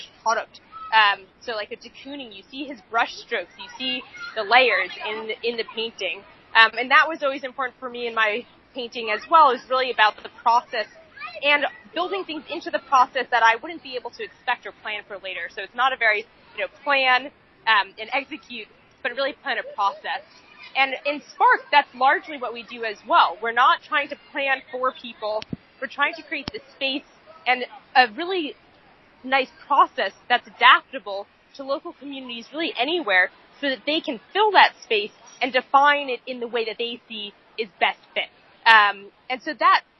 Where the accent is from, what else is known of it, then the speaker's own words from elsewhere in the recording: New York City, New York, United States; moved away as an adult; also born or lived in Rwanda; growing up in Lower Manhattan